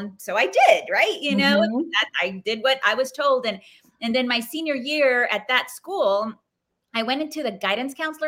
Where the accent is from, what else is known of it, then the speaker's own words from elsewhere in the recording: South Texas, United States; I grew up in South Texas